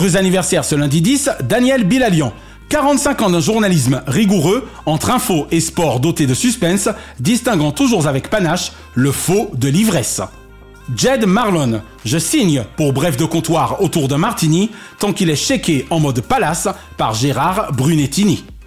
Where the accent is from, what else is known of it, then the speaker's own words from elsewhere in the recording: France; en tant que Français